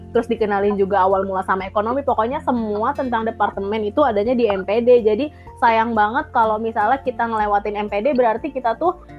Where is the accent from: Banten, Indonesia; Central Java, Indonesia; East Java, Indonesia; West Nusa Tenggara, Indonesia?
Banten, Indonesia; South Tangerang; moved away as an adult; now in Bogor, Indonesia; Gue dari Tangerang Selatan